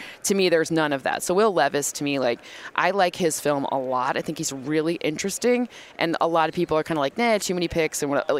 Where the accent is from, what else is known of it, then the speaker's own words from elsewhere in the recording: Michigan, United States; I'm from Michigan.